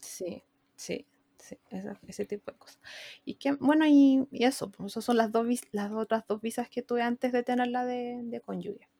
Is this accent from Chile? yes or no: yes; Chile; first language Spanish; moved away as an adult; nosotros como chilenos